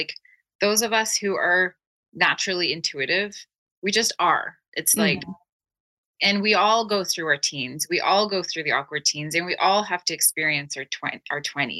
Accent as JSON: {"language": "English", "country": "Turkey", "said": "I'm Turkish. I was born in Turkey. So I'm multicultural."}